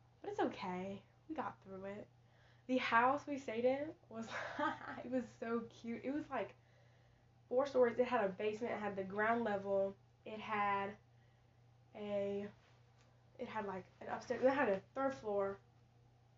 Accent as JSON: {"language": "English", "region": "Texas", "country": "United States", "said": "I'm from Texas"}